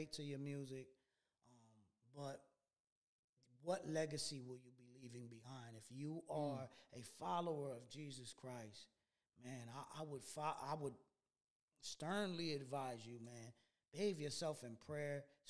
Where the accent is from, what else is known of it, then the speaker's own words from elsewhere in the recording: Newark, New Jersey, United States; I'm also from New Ark, New Jersey.